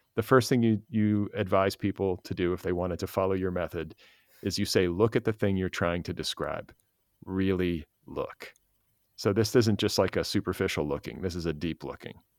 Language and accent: English; Milwaukee, Wisconsin, United States; moved away; I grew up in Milwaukee, part of my childhood, in Wisconsin